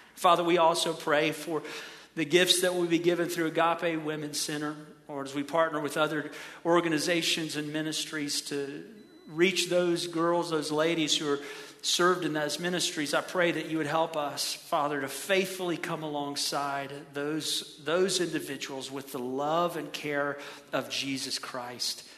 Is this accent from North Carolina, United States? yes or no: no; Ohio, United States; I grew up in Ohio